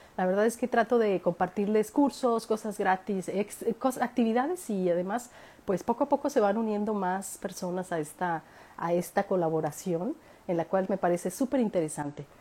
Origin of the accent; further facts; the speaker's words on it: Mexico; moved away as an adult; now in Australia; Uno como mexicana en Australia